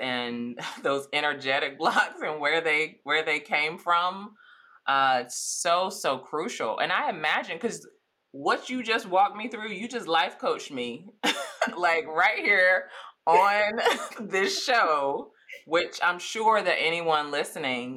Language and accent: English; Eastern North Carolina, United States; I didn't grow up with money. I'm from Eastern North Carolina